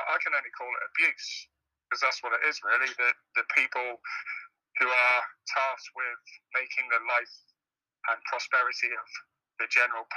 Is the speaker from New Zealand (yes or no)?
no; England, United Kingdom; moved away as an adult; also born or lived in Detroit, Michigan; now in Michigan, United States; I grew up in England, and I'm a native national of Michigan, a Michiganer